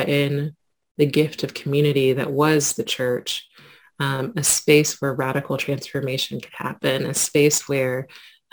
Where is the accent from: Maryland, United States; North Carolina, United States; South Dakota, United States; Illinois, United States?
Illinois, United States; Quincy; growing up in my hometown of Quincy, Illinois